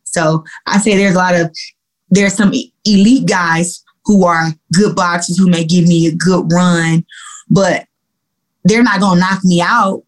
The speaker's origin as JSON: {"language": "English", "town": "Flint", "region": "Michigan", "country": "United States", "tie": "born or raised there", "said": "I'm from Flint and I and I grew up in Flint"}